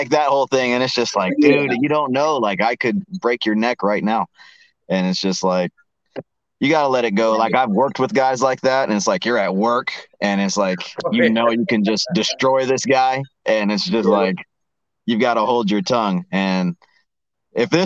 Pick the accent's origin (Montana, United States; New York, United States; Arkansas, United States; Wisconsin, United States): Arkansas, United States; I grew up in Arkansas